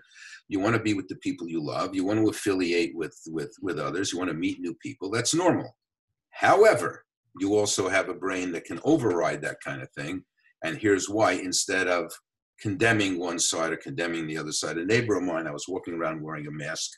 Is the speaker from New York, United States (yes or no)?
yes; New York City, New York, United States; I grew up in the Bronx